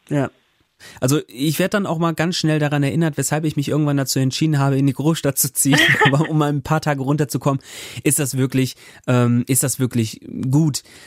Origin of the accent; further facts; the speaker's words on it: Germany; now in Bremen, Germany; von Bremen aufs Land in meine Heimat